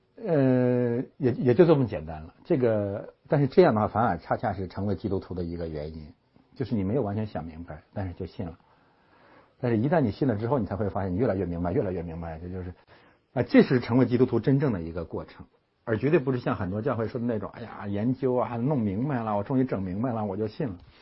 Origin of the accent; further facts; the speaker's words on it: China; moved away; 咱们中国人